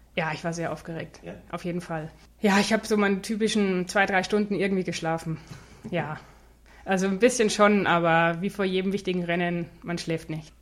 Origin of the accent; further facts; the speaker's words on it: Neuburg an der Donau, Bavaria, Germany; ich bin aufgewachsen in Neuburg an der Donau